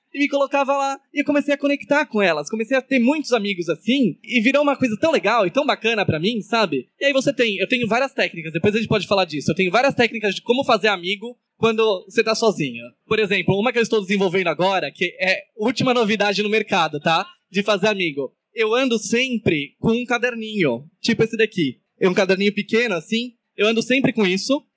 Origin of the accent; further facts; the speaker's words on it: São Paulo, Brazil; moved away; eu sou de São Paulo